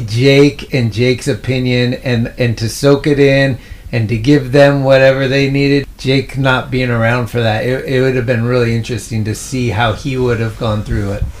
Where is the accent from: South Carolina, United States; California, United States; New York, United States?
California, United States; Redwood City; also born or lived in San Francisco; I, grew up in the peninsula and then I moved to the city